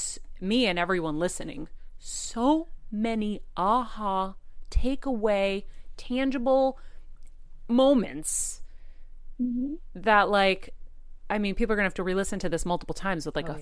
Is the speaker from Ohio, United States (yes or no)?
no; Boston, Massachusetts, United States; also born or lived in California; now in Connecticut, United States; growing up in Boston, Massachusetts. Now I left Boston, went to California, and now I've been back here inadvertently for a time.